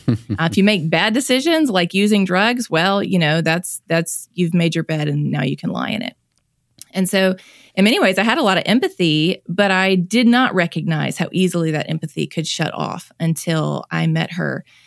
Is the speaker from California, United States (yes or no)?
no; Mississippi, United States; I'm born and raised in Mississippi, have lived here my whole life